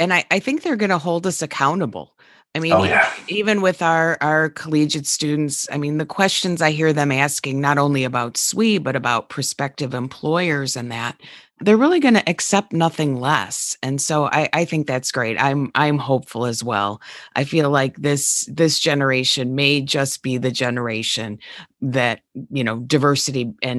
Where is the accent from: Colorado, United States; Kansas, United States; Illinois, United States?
Colorado, United States; Denver; So I'm really from Denver.